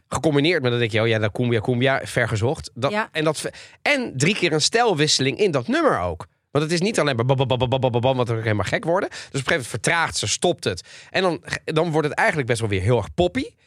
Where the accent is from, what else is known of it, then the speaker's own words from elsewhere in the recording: Italy; ben Italiaans